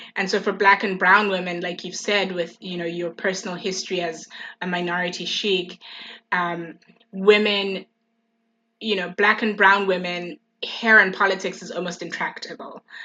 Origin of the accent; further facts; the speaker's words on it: Eswatini; now in Oxford, United Kingdom; I was born and raised in the Kingdom of Eswatini